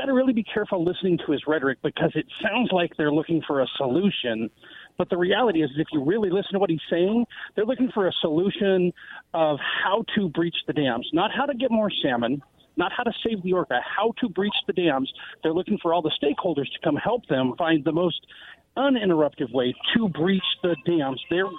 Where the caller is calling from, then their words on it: West Richland, Washington, United States; Oh, this is … from West Richland.